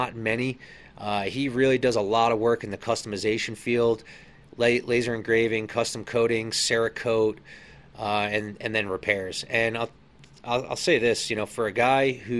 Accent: Hudson River Valley, East Coast, New York, United States; moved away; growing up on the East Coast in that area, there's a lot of history. My dad and I used to go hit some of these small Civil War, Revolutionary War, little historical sites and museums all up and down the Hudson River Valley

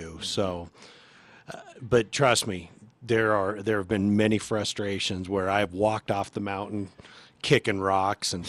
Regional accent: Arizona, United States; when I was growing up in Arizona

